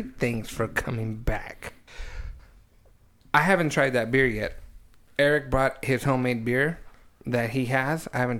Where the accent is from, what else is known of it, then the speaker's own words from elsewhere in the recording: Reedley, California, United States; I lived in Reedley. I grew up in Reedley.